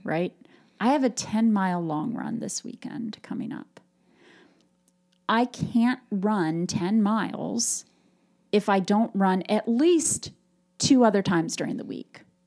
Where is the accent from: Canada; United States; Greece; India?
United States; Appalachian Ohio; growing up in Appalachia, Ohio